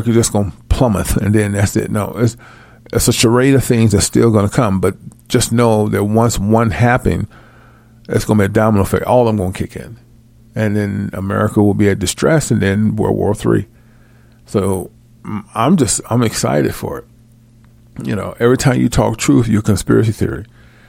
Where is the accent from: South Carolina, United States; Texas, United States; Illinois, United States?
Illinois, United States; moved away; my hometown in Illinois